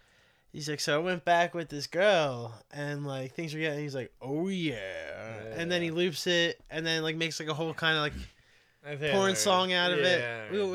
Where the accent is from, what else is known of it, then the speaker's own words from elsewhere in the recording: Poland; born there; Europe. I was born in Europe. Poland.